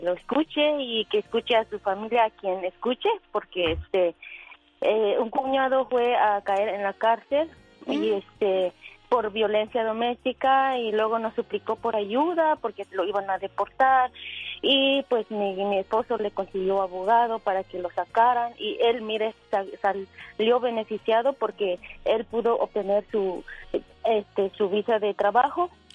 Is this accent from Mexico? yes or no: yes; Pachuca, Hidalgo, Mexico; now in Las Vegas, United States; yo soy de Hidalgo, de, de Hidalgo, allá en, de Pachuca.